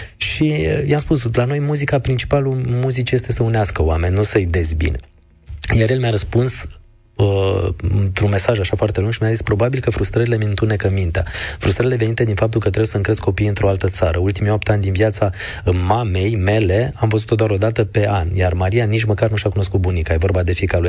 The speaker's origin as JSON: {"language": "Romanian", "town": "Târgu Jiu", "region": "Gorj", "country": "Romania", "moved": "as an adult", "lives_now": "Bucharest, Romania", "said": "Sunt de la Târgu Jiu"}